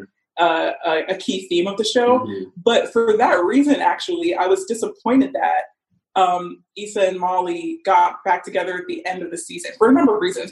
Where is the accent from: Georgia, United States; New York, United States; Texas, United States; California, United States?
Georgia, United States; Atlanta; also born or lived in Nigeria; now in London, United Kingdom; I grew up in Atlanta